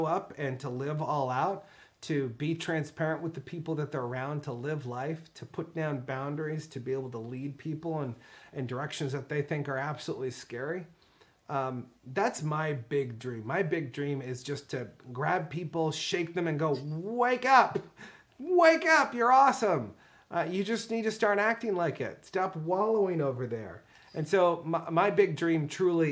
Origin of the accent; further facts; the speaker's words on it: United States; I'm from America